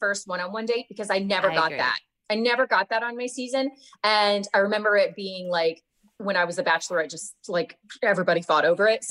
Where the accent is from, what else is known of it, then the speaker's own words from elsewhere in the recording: the South, United States; I never was one of those people that felt super confident doing that because I'm from the South.